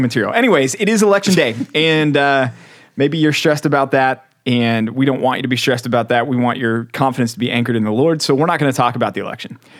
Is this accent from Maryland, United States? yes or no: no; Texas, United States; also born or lived in Philadelphia, Pennsylvania; as big of a, a Texas guy as I am, and I am, uh, people are surprised to find out I was born in Philly